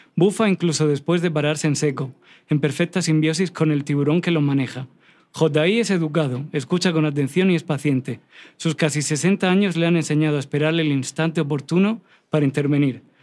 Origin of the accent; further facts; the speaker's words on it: Cartagena, Region of Murcia, Spain; moved away; un lugar en España, que es donde me crié, en Cartagena.